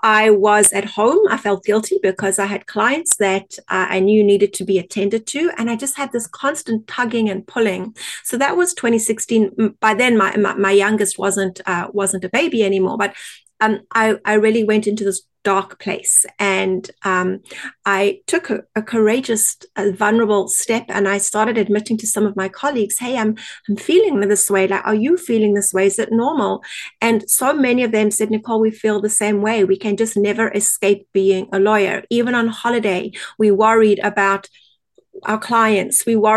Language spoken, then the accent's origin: English; South Africa; accent: South African; moved away as an adult; now in Canada; My accent is originally from South Africa, and we emigrated to Canada in 2001